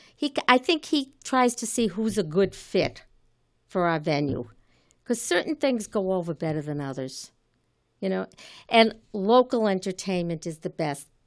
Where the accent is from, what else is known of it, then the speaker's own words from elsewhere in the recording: Malden, Massachusetts, United States; I grew up in Malden, graduated from Malden High School